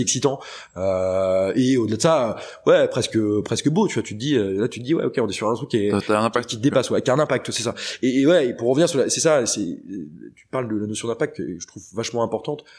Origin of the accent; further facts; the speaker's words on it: Redon, Brittany, France; moved away; je viens de Bretagne. Euh, du bled où je viens de Redon